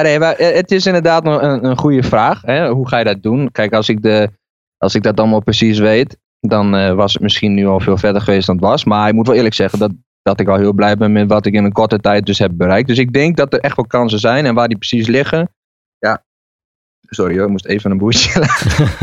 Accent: Barger-Compascuum, Drenthe, Netherlands; moved away as an adult; now in Zwolle, Netherlands; het dorp waar ik vandaan kwam, uh, Barger Compascuum, aan de Duitse grens

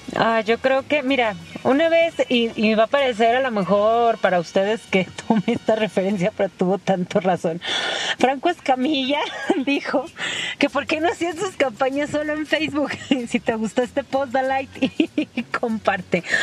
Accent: Mexico; somos mexicanos

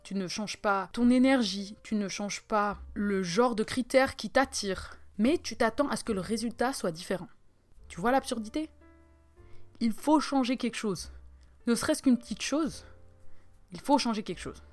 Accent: Switzerland; je suis suisse

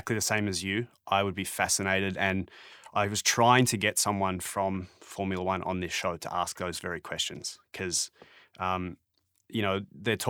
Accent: Melbourne, Victoria, Australia; now in Toronto, Canada; I'm from Melbourne and now I live in Toronto

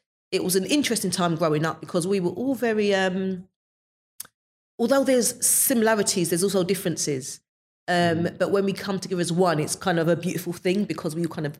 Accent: London, United Kingdom; I was born in, I believe I was born in Mother's Square. That's at Mother's Hospital in Clapton. At the time, my parents would have been living in a manor house. So it's an estate called Amwell Court Estate. And that's where we grew up.

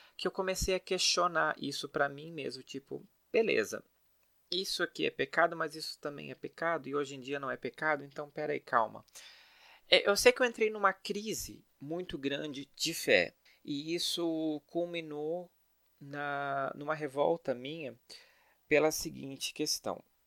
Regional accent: Blumenau, Santa Catarina, Brazil; now in São Paulo, Brazil; eu nasci em Blumenau, uma cidade de Santa Catarina que todo mundo conhece

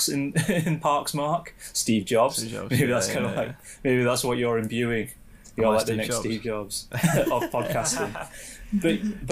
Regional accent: Sheffield, Yorkshire and the Humber, United Kingdom; my hometown, Sheffield

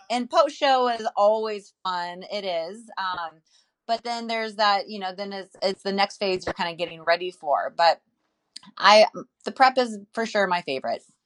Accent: Santa Cruz, California, United States; Santa Cruz, California

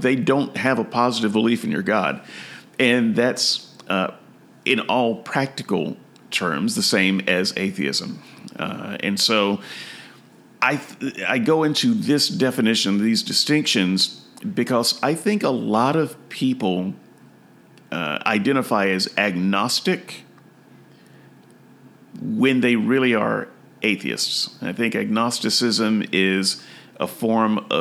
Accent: United States; I am an American

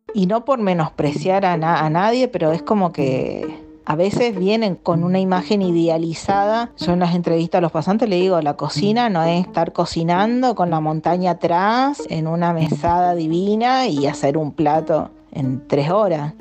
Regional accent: Corrientes, Argentina; moved away as an adult; now in Buenos Aires, Argentina; Yo soy de Corrientes, eh, soy descendiente de japoneses, Sansei

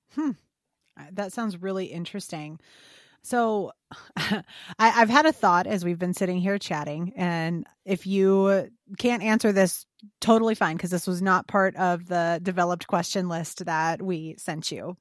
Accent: Illinois, United States; fellow Illinois native here

